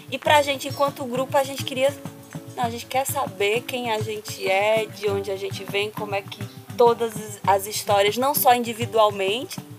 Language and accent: Portuguese; Petrolina, Pernambuco, Brazil; A gente é da periferia de Petrolina, é um grupo situado lá